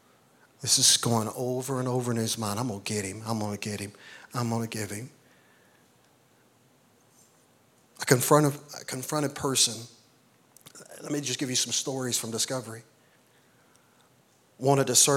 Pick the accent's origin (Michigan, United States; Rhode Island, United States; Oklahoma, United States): Oklahoma, United States; Eastern; I'm from Eastern Oklahoma, raised on a farm